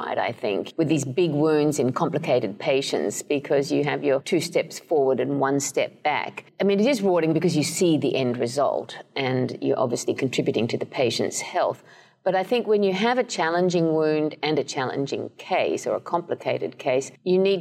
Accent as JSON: {"language": "English", "country": "Australia", "also_born_or_lived": "Canada / Edinburgh, United Kingdom / Cambridge, United Kingdom", "moved": "as an adult", "lives_now": "East Lansing, United States", "said": "I'm Australian originally"}